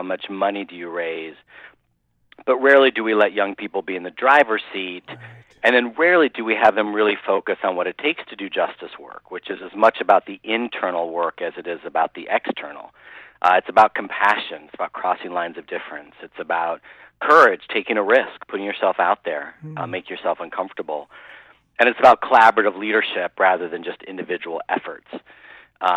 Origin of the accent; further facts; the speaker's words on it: Midwest, United States; growing up in the Midwest